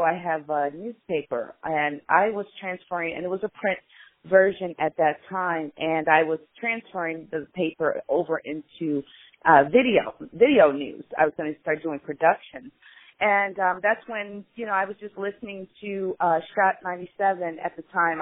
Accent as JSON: {"language": "English", "town": "Chicago", "region": "Illinois", "country": "United States", "said": "So in Illinois, I'm from Chicago"}